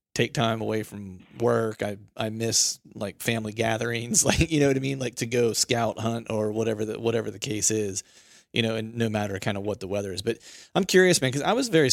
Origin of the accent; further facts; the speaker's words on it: Bedford, Pennsylvania, United States; moved away; I grew up similarly in Pennsylvania